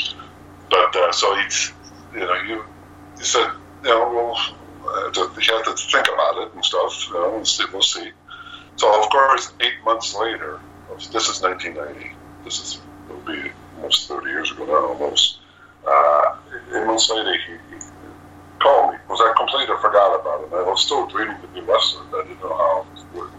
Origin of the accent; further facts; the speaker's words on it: Moncton, New Brunswick, Canada; I'm from Moncton, New Brunswick.